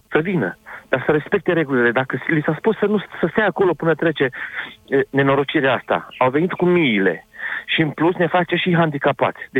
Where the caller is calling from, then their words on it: Cluj-Napoca, Cluj County, Romania; Sunt un cetățean din Cluj, foarte supărat și revoltat totodată.